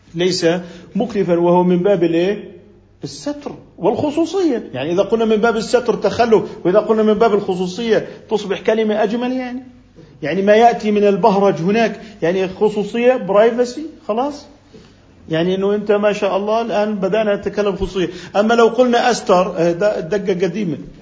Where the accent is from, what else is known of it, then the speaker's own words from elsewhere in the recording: Jordan; هنا عندنا بالأردن